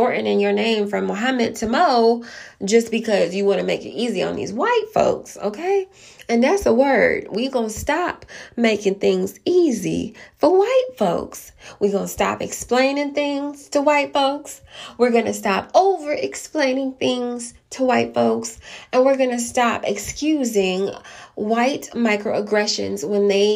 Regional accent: DeKalb County, Clayton County, Georgia, United States; I came from DeKalb County, Clayton County

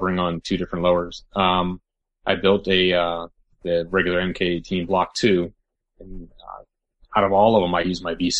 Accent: Florida, United States; now in Pennsylvania, United States; I'm actually from Florida originally

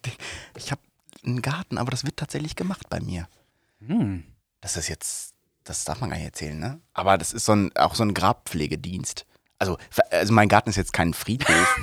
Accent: Soest, North Rhine-Westphalia, Germany; als gebürtiger Soester

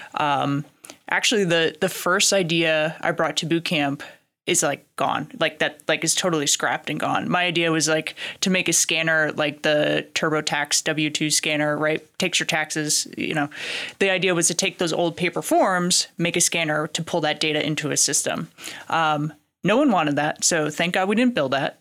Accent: Connecticut, Massachusetts area, New England, United States; now in Lexington, United States; I grew up in Connecticut, Massachusetts area

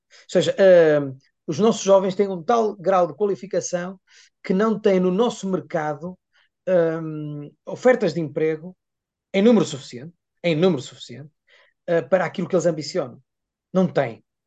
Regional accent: Vale do Ave, Norte, Portugal; na região do Val do Ávega, é, que é onde eu nasci e vivi sempre

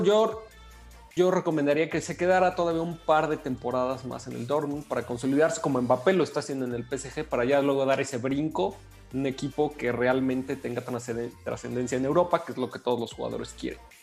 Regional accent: Mexico; nuestro compatriota

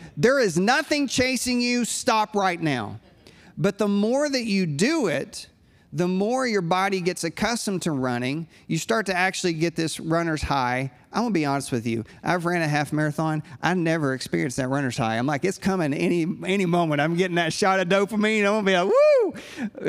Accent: United States; I'm a pastor from the States

